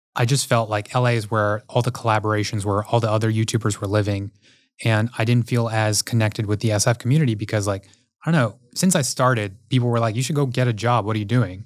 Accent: Houston, Texas, United States; growing up in Houston, Texas

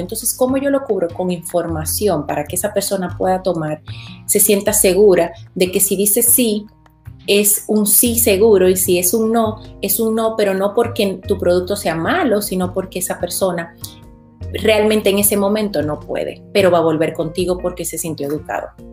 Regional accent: Dominican Republic; now in Florida, United States; Yo vivo en los Estados Unidos, en Florida, pero soy originaria de República Dominicana.

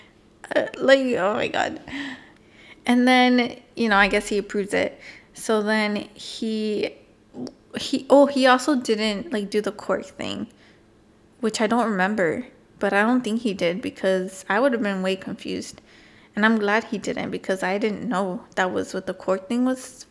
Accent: California, United States; we're Californian people

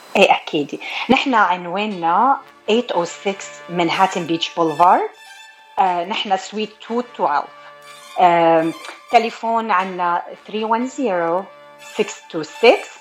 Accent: Taalabaya, Beqaa, Lebanon; also born or lived in Buffalo, New York, United States; now in California, United States; انا من آه، ضيعه صغيره اسمها تعلبيه بالبقاع وصار لي بامريكا من 1991

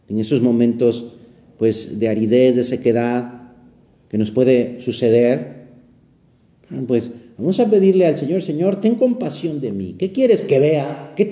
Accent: Aragon, Spain; se quedaron muy grabadas en mi cabeza de niño aquellas señales que en las montañas de mi tierra, en Aragón, España, colocaban a los bordes de los caminos.

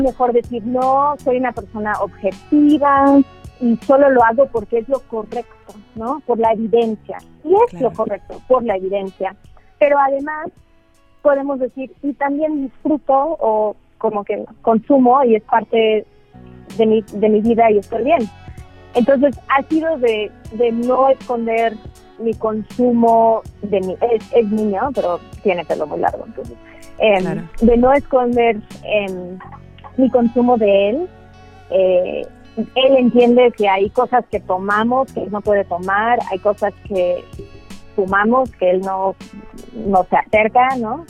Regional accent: United States; also born or lived in Xalapa, Veracruz, Mexico; now in Mexico; yo a los siete años me fui a Estados Unidos

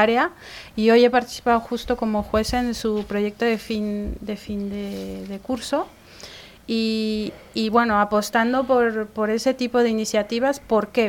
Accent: Mexico City, Mexico; now in Spain; yo soy de México

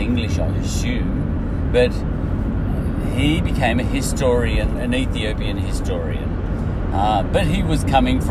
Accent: Australia; I'm from Australia

